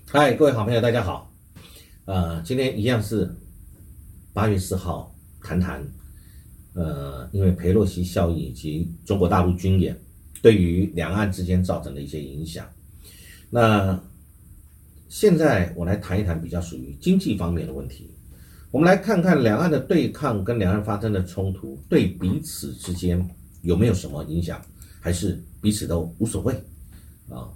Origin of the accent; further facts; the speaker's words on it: Taiwan; 我们台湾其实应该是要很谨慎的去想出来我们自己的应对